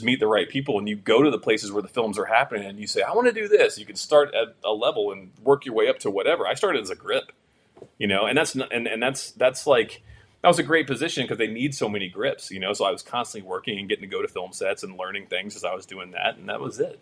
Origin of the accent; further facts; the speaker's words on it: Florida, United States; moved away as an adult; also born or lived in California; now in Los Angeles, United States; born in California, grew up in Florida